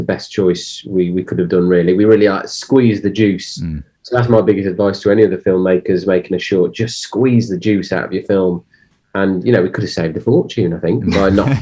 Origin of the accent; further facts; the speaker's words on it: Cannock, West Midlands, United Kingdom; I'm from the Midlands, so in this specific area, Cannock